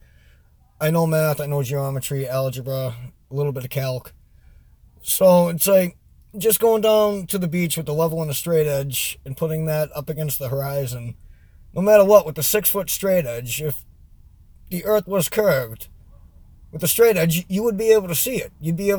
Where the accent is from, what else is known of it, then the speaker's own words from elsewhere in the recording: New England, United States; I'm from New England and my accent is all over the place because I go all over the country and I haven't been in New England in years.